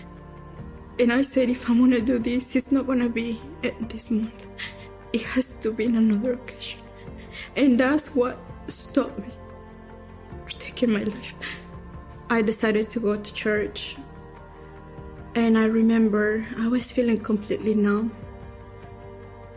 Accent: Durango, Mexico; now in United States; I am from Durango, Mexico

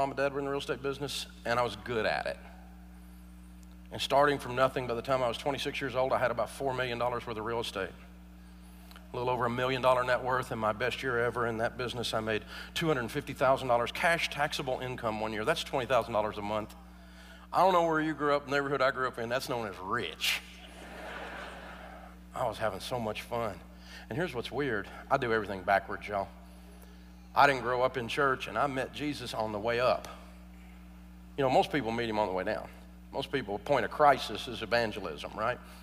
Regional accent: Nashville, Tennessee, United States; born or raised there

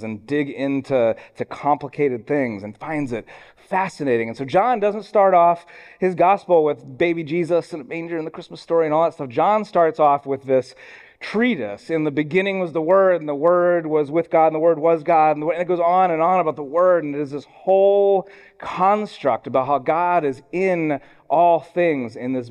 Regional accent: Columbus, Ohio, United States; I grew up in Columbus, Ohio, home of the Ohio State University

